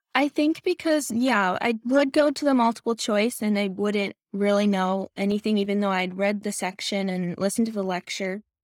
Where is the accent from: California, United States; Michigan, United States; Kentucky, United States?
Michigan, United States; moved away; I'm originally from Michigan